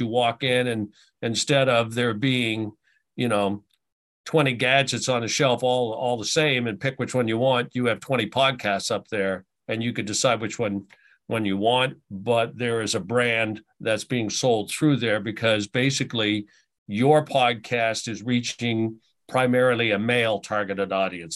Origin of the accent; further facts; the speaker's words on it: Halifax, Nova Scotia, Canada; also born or lived in Ottawa / Portland / Kansas City / Tampa; now in Buffalo, United States; we ended up going back to my hometown, uh, in Halifax